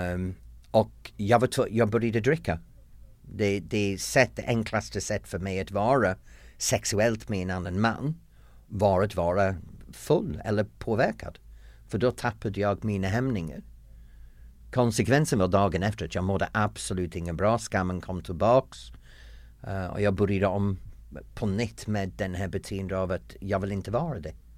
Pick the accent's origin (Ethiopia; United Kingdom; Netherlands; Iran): United Kingdom; the north of England; Swedish is a second language; moved away as an adult; also born or lived in United States / London; now in Sweden; jag kommer från norra England, en pytteliten by som är väldigt lik Hem till gården, Emmerdale Farm, den tv-program